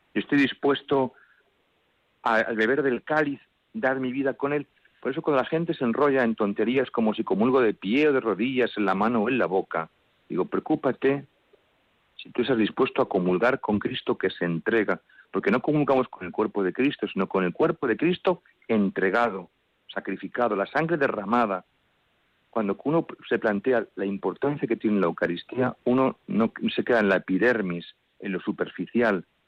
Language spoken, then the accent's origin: Spanish; Madrid, Community of Madrid, Spain; Mi párroco fue una bendición de Dios en la parroquia donde nací, en Santa María la Blanca, en Canillejas